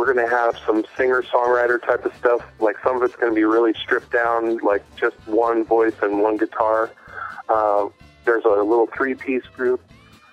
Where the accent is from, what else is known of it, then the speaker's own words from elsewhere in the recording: Modesto, California, United States; It's my home. I was born here. I was raised here